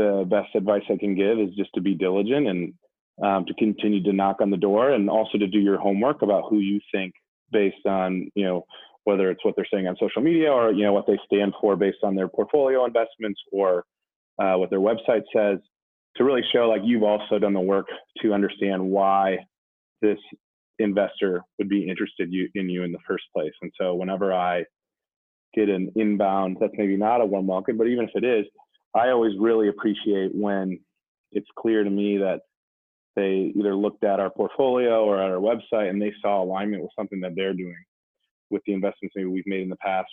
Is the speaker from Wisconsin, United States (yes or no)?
yes; Wisconsin, United States; now in Brooklyn, United States; I grew up in Wisconsin